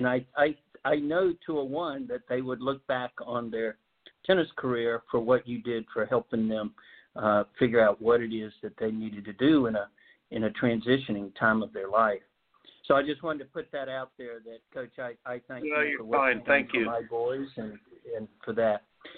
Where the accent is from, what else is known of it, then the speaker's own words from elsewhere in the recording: Japan; born there; I was born in Japan.